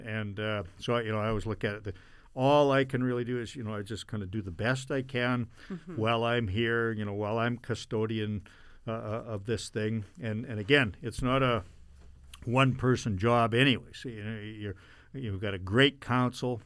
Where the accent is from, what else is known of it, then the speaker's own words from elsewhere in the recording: Brandon, Manitoba, Canada; I was born here in 1959